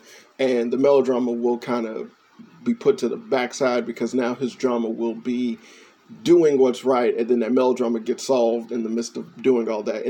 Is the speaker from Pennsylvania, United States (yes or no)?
no; Chicago, Illinois, United States; moved away; I'm from Chicago